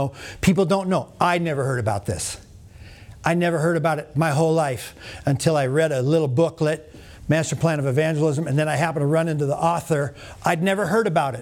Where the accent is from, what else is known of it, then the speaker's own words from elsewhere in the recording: North Dakota, United States; I'm from North Dakota